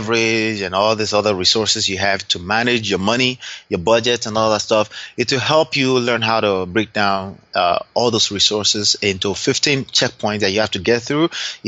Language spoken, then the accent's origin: English; Dallas, Texas, United States; born there; I'm a proud Nigerian. I was born here in Dallas, Texas, but I'm a proud Nigerian, I like to say.